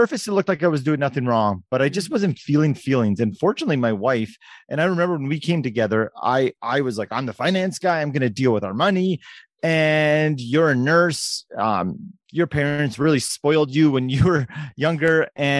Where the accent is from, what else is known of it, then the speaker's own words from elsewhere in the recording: Canada; as a Canadian kid who loved hockey